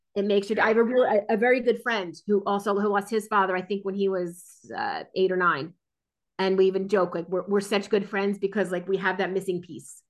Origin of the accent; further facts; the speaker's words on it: New Jersey, United States; I grew up in New Jersey, born and raised in New Jersey